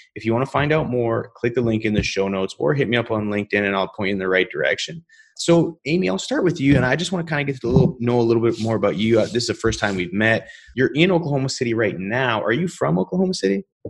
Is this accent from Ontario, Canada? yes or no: no; British Columbia, Canada; also born or lived in Calgary, Canada; now in Houston, United States; I grew up in, in British Columbia. My mom and I moved out there when I was five